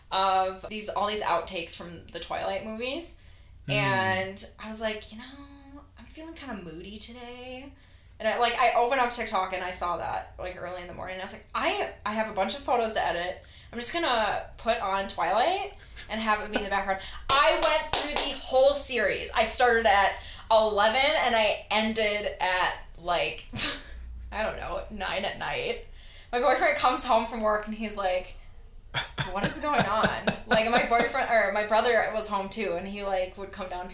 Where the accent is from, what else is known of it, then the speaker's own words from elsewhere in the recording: Minnesota, United States; moved away; I'm from Minnesota